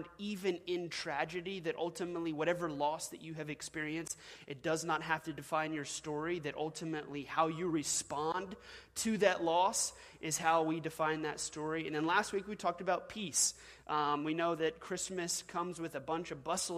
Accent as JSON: {"language": "English", "region": "Washington", "country": "United States", "tie": "born or raised there", "moved": "yes", "lives_now": "Louisiana, United States", "said": "I was originally born in Washington State."}